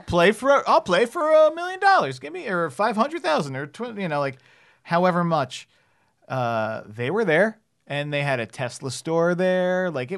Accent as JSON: {"language": "English", "region": "New Jersey", "country": "United States", "tie": "born or raised there", "said": "I grew up in New Jersey."}